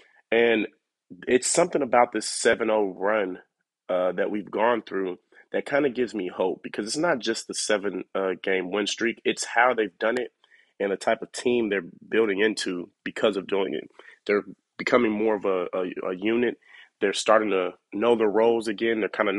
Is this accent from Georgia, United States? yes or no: yes; Atlanta, Georgia, United States; I am from Atlanta